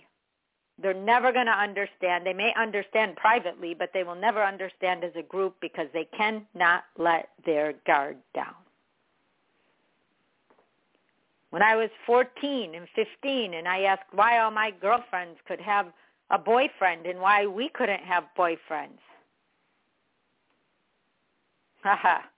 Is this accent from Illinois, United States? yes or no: yes; Chicago, Illinois, United States; I'm from Chicago